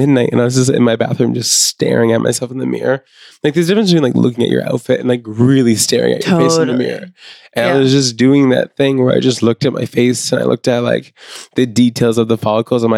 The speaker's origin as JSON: {"language": "English", "region": "Maine", "country": "United States", "tie": "born or raised there", "said": "I grew up in Maine"}